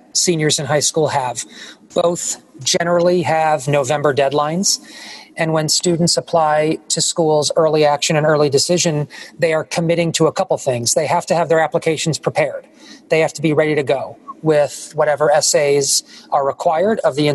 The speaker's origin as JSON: {"language": "English", "region": "New York", "country": "United States", "tie": "born or raised there", "said": "When I was growing up in New York"}